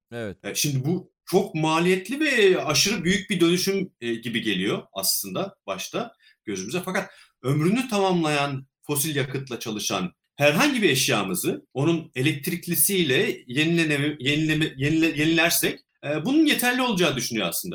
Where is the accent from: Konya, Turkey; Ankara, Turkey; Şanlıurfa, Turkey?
Ankara, Turkey; Çubuk; moved away as an adult; now in Australia; Ben Ankara'da çubukta doğdum. Ee, ot endüstrümenliğini bitirene kadar da Ankara'da yaşadım